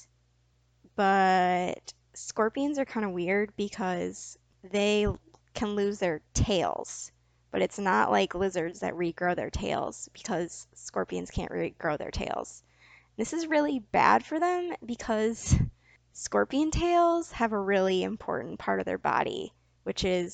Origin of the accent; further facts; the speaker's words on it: Michigan, United States; I'm from Michigan. We don't have scorpions.